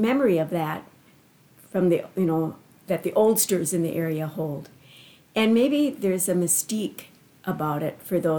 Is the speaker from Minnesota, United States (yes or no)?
yes; Cedar, Minnesota, United States; I was born and raised in Cedar. And actually, I was born in the old Anoka Hospital, which is a little piece of history a lot of people don't even know existed before there was Mercy Hospital.